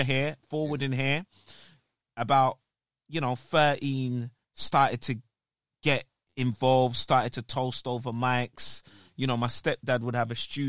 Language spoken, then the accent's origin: English; London, United Kingdom; also born or lived in St. Thomas, Jamaica; I was raised in Kellerton. Yeah, Kellerton, Oval